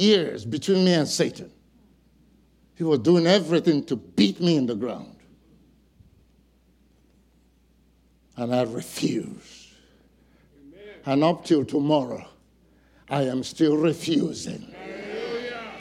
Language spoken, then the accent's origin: English; Nigeria; now in Fayetteville, United States; among Nigerians, I'm not Nigerian enough